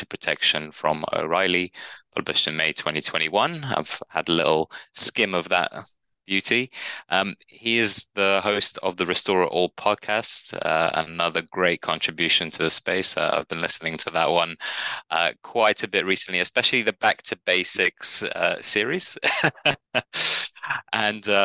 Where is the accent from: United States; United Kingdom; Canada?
United Kingdom; now in Torquay, United Kingdom; being British